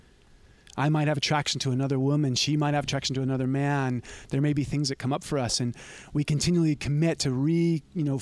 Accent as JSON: {"language": "English", "town": "Santa Cruz", "region": "California", "country": "United States", "tie": "born or raised there", "said": "growing up around Santa Cruz. And it's rough here."}